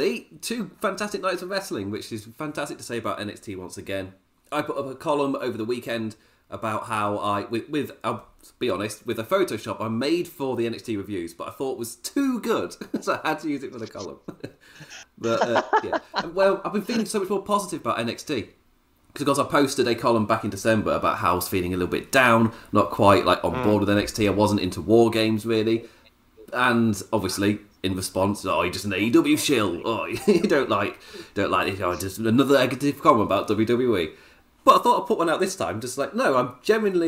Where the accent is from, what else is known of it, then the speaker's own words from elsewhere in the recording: England, United Kingdom; as an English person